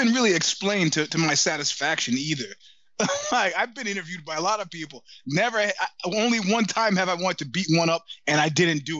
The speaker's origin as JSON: {"language": "English", "region": "New York", "country": "United States", "said": "as a New Yorker"}